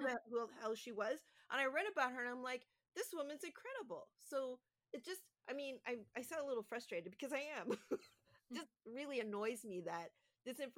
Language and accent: English; Canada; being a Canadian